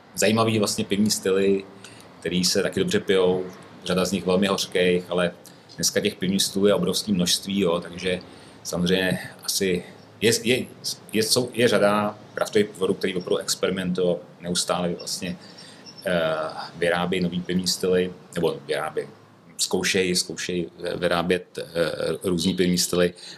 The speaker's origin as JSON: {"language": "Czech", "town": "Ústí nad Labem", "region": "Ústí nad Labem Region", "country": "Czechia", "tie": "born or raised there", "also_born_or_lived": "Prague / Děčín", "moved": "yes", "lives_now": "Krásná Lípa, Czechia", "said": "Já jsem původně vlastně ze severních Čech, přímo eh, rodák z Ústí"}